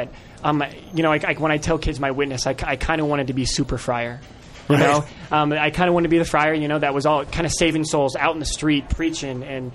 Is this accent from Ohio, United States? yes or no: no; Nebraska, United States; moved away; I'm originally from Nebraska